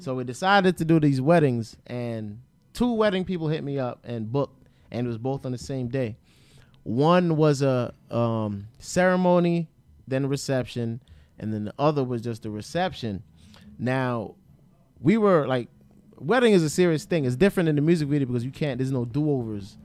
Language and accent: English; Atlantic City, New Jersey, United States; I'm from Atlantic City area, Atlantic City, Pleasantville, a Egg Harbor. That's that's where I'm from originally